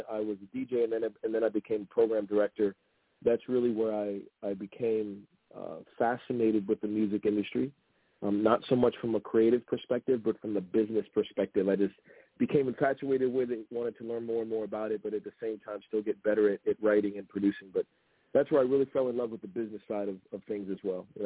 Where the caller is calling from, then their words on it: Washington, District of Columbia, United States; Right now, Washington D.C. I'm based there.